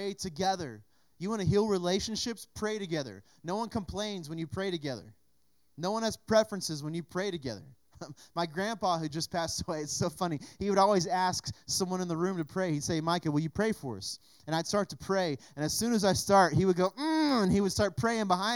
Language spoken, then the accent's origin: English; United States; as American Christians